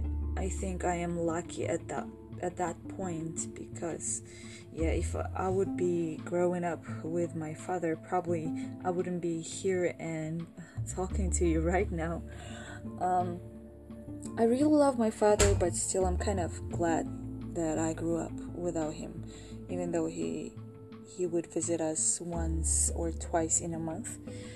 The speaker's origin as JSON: {"language": "English", "country": "Tajikistan", "tie": "born or raised there", "said": "I was born in Tajikistan, 23 years ago."}